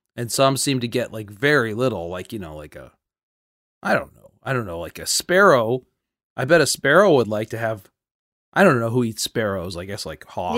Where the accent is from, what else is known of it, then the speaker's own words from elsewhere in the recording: New Canaan, Connecticut, United States; where I grew up in Connecticut, New Canaan, Connecticut